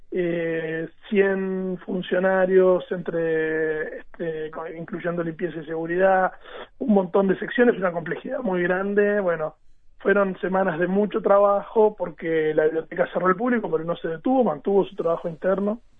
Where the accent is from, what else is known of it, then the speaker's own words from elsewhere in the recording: Maldonado, Uruguay; yo soy de Maldonado